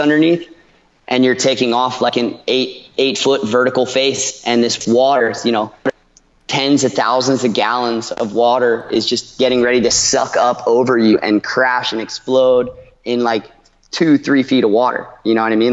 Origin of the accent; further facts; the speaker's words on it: Ocean City, New Jersey, United States; moved away as an adult; also born or lived in Costa Rica; now in Panama City, Panama; I grew up in Ocean City.